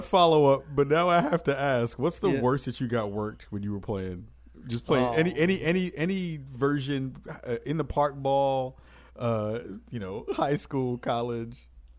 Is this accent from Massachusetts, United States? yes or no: no; New York, United States; I'm from New York.